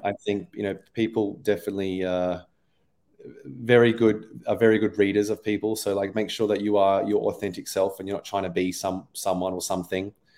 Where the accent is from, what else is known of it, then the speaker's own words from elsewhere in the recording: Australia; accent: Australian; moved away as an adult; now in London, United Kingdom; I'm origi-, originally Australian, if you haven't picked up from my accent already.